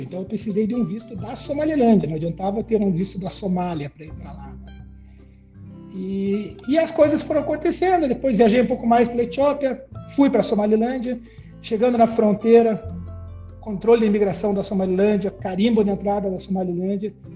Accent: Brazil

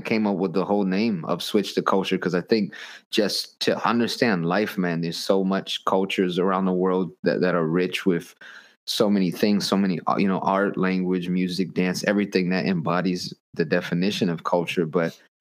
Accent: United States; also born or lived in Malaysia; being an American who got to live and be a part of the culture in Malaysia

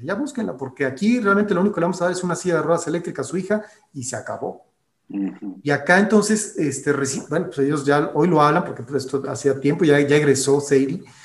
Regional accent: Mexico; also born or lived in Guanajuato; que tenemos aquí en nuestro país

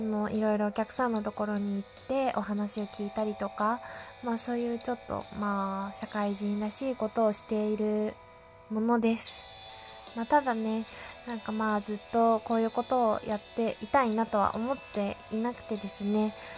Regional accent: Yamagata, Japan; also born or lived in Chiba Prefecture / Tokyo; now in Chiba, Japan; 私、えっと、山形県出身。現在千葉千葉県在住

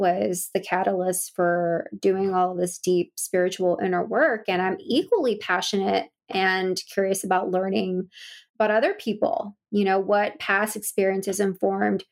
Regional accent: Bay Area, California, United States; I ended up moving back to the Bay Area in California, where I'm from

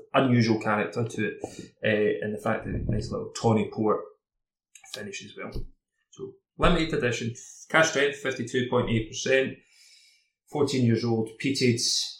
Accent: Campbeltown, Scotland, United Kingdom; we're both from Campbelltown, based off of the slight accents

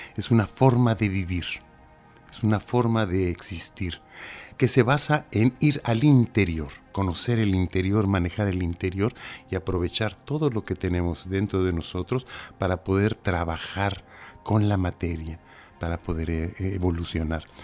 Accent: Mexico; moved away as an adult; now in Cantabria, Spain; Soy mexicano y ahora tengo el honor de estar aquí en la madre patria.

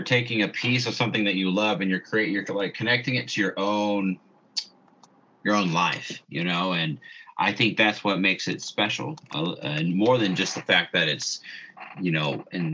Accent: Indiana, United States

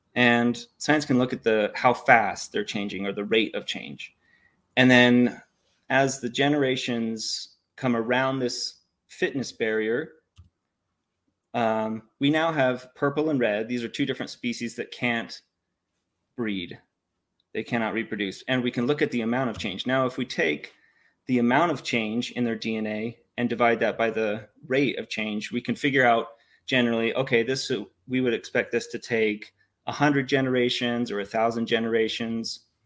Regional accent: Utah, United States; I grew up here in Utah. I've been born and raised in Utah

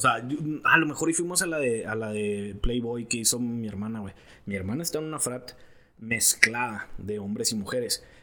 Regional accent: Mexico; now in United States; soy de México y la chingada

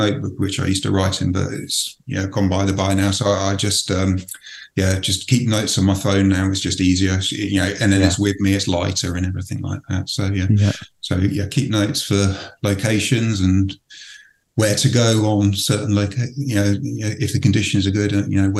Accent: Reading, South East England, United Kingdom; I was born in Reading

